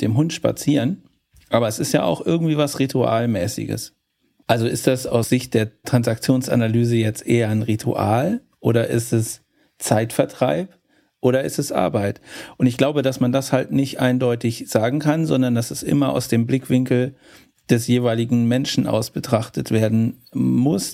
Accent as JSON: {"language": "German", "town": "Cologne", "region": "North Rhine-Westphalia", "country": "Germany", "said": "Für mich als Kölner"}